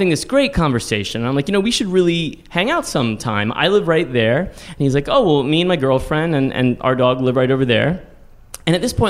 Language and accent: English; San Antonio, Texas, United States; also born or lived in Austin, Texas; now in New York, United States; "Oh, I'm from Texas." "Oh, really? Oh, what part?" And I was like, "Well, I love Austin, but I'm really from San Antonio."